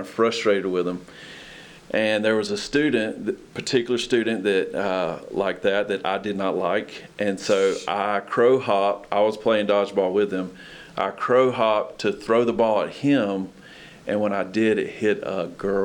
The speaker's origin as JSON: {"language": "English", "town": "Albany", "region": "Georgia", "country": "United States", "tie": "born or raised there", "also_born_or_lived": "Atlanta, Georgia / Carrollton, Georgia", "moved": "as an adult", "lives_now": "Lexington, United States", "said": "I'm from near Albany, Georgia, southwest Georgia. It's about 3 hours south of Atlanta. Grew up there"}